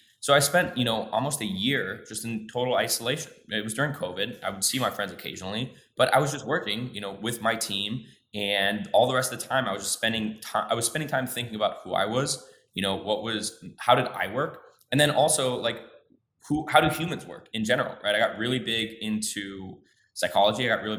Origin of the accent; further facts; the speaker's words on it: Midwest, United States; I grew up in the Midwest. It's dark most of the year. It's cold.